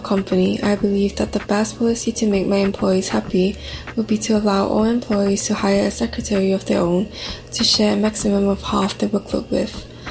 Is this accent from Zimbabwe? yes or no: no; Singapore; I'm from Singapore.